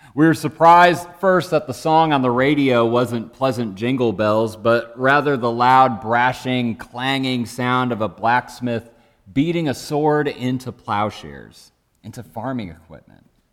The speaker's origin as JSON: {"language": "English", "region": "Michigan", "country": "United States", "tie": "born or raised there", "said": "Growing up in Michigan, for me, that looked a lot like driving through endless flat cornfields"}